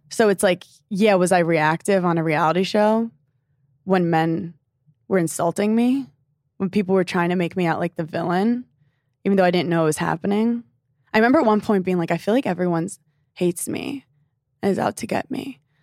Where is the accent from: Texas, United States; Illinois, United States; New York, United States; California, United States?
New York, United States; New York City; I'm from Brooklyn, New York, specifically Park Slope